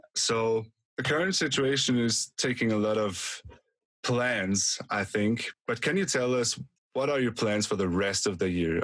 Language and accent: English; Austria; We're not we're not Germans. We're from Austria